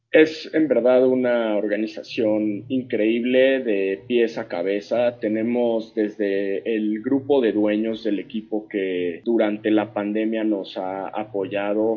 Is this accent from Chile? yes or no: no; Mexico; born or raised there; moved away as an adult; now in Florida, United States